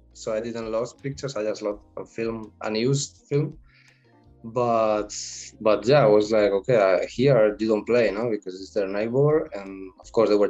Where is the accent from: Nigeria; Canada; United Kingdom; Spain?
Spain; English is a second language; No, I come from Spain when the people is mostly shy, even though there's the rest of the world said, no, they're Spanish, flamenco, paella, oh, fiesta.